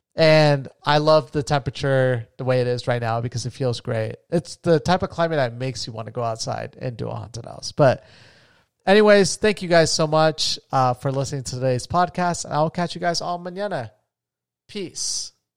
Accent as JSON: {"language": "English", "region": "Florida", "country": "United States", "tie": "born or raised there", "said": "I grew up in Florida"}